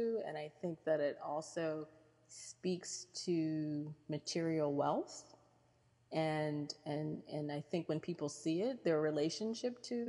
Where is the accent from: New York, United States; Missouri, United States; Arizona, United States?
New York, United States; Rome; born there; also born or lived in Kansas / Virginia / Ohio / Michigan; I lived in Kansas and Virginia. I was born in Rome, New York. We lived in Ohio and Michigan.